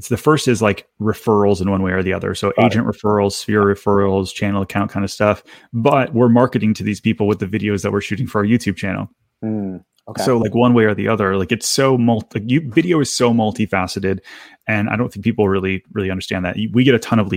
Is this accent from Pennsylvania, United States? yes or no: no; Detroit, Michigan, United States; moved away as an adult